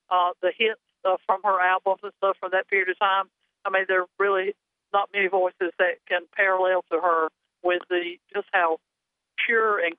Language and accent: English; Wayne County, North Carolina, United States; I'm a Wayne County girl. I'm a Nahunta girl.